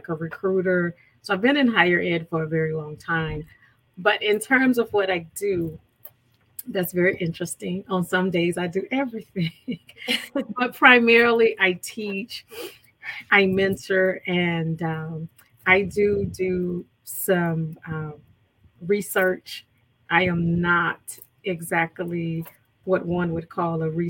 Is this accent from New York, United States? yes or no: no; Louisiana, United States; moved away as an adult; now in Virginia, United States; Born and raised.